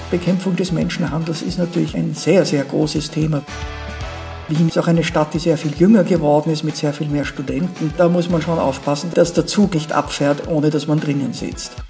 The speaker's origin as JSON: {"language": "German", "country": "Liechtenstein", "said": "ja, bei uns in Liechtenstein bleiben wir länger auf, ähm, auf dem Posten."}